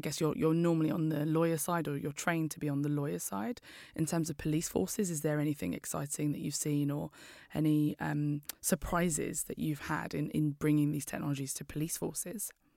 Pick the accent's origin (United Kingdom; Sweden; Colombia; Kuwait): United Kingdom; London; I'm from East London